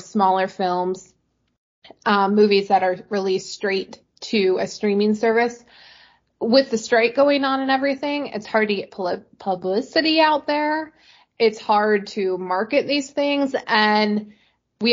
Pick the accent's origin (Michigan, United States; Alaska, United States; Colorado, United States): Alaska, United States; I'm born and raised in Alaska.